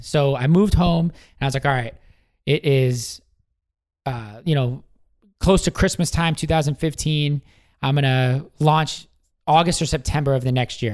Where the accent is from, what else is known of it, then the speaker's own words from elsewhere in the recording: Washington, United States; moved away as an adult; also born or lived in San Diego, California; moved back home to uh, Washington State